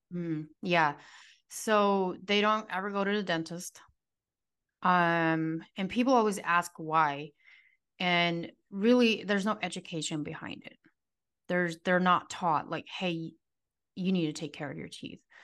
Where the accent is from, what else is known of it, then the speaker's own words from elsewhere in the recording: United States; now in Arizona, United States; I grew up in the strictest form of Amish community that you can grow up